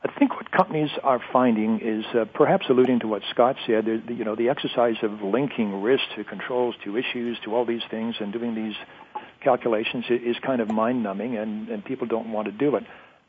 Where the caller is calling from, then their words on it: Zurich, Ontario, Canada; I'm calling from the shore of Lake Huron, looking over Lake Huron in the little town of Zurich, Ontario.